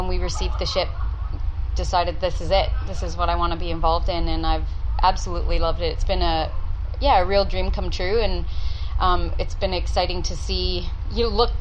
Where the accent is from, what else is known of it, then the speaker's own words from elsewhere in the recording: Canada; moved away as an adult; now in Townsville, Australia; I'm Canadian